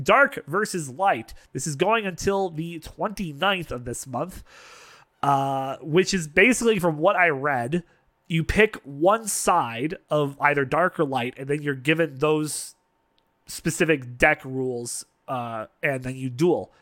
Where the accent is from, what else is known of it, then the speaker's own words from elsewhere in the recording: Canada; being Canadian